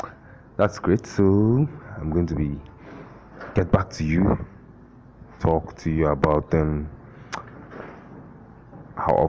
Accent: Abia, Nigeria; also born or lived in Lagos; now in Owerri, Nigeria; I am from Abia. I live in Owerri, but right now I'm in Lagos.

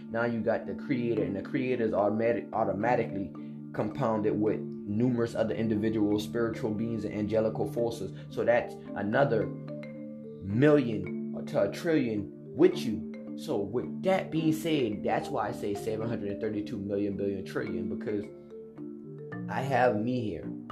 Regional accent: United States; I'm a young African American black man.

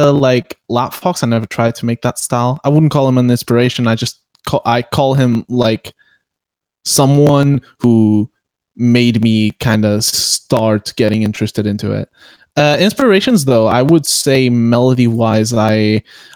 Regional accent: Portugal; I'm from Portugal

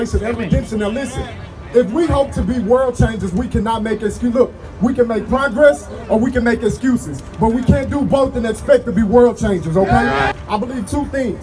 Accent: Dallas, Texas, United States; now in San Angelo, United States; I was born and raised in Dallas, Texas.

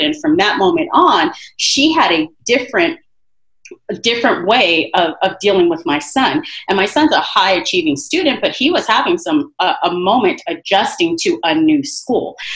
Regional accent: Rialto, California, United States; I grew up in Rialto, but I work in Colton because I want to work close to my community

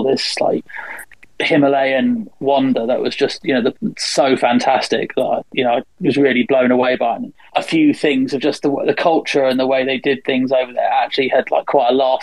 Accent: England, United Kingdom; these sort of 19-year-old, 20-year-olds I was used to from England

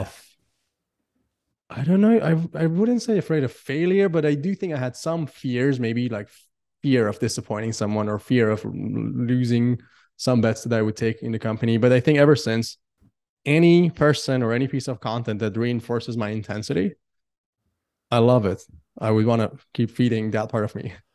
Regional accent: Iran; now in Singapore; I come from Iran

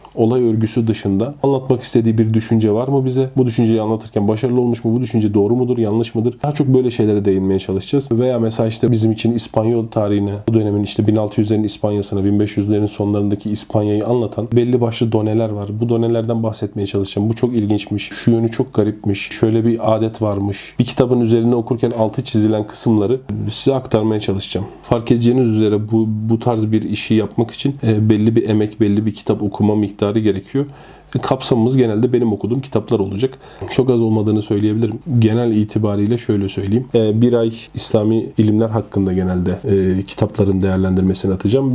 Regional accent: Ankara, Turkey; also born or lived in Konya; Ankara doğumluyum.

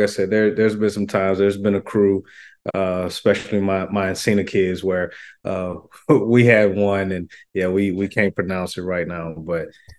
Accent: the South, United States; I was a fan, and I'm from the South, so

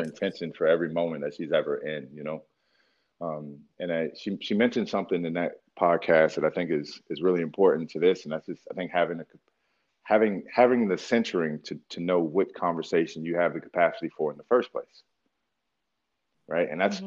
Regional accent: Philadelphia, Pennsylvania, United States; moved away; also born or lived in Georgia / Milwaukee, Wisconsin / Anchorage, Alaska; I grew up in Philadelphia. I grew up between Philadelphia and Dirt Road, Georgia, and then I was here

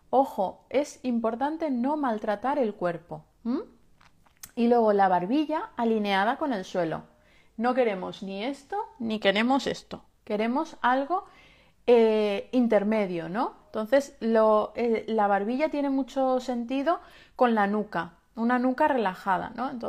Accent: Balearic Islands, Spain; Eh, yo soy de Menorca

